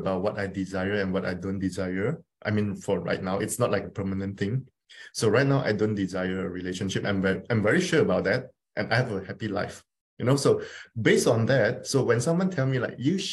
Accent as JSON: {"language": "English", "country": "Malaysia", "said": "I'm from Malaysia"}